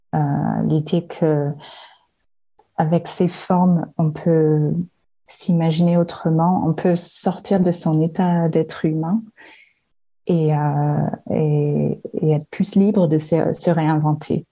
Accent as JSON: {"language": "French", "region": "Western Australia", "country": "Australia", "tie": "born or raised there", "also_born_or_lived": "Aude, France", "moved": "yes", "lives_now": "France", "said": "j'ai grandi euh, en Australie occidentale dans le désert"}